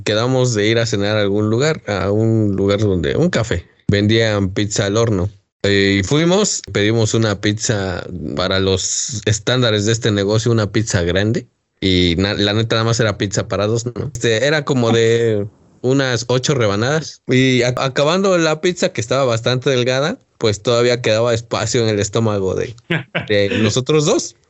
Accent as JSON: {"language": "Spanish", "country": "Mexico", "tie": "born or raised there", "said": "en el pueblo del cual yo soy oriundo, que es este la paque"}